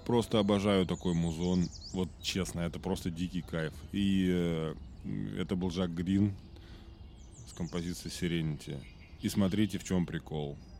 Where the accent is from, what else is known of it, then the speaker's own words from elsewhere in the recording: Russia; я э, из России